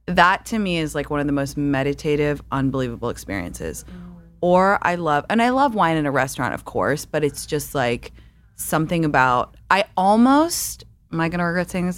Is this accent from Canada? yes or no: no; London, United Kingdom; moved away; I grew up in London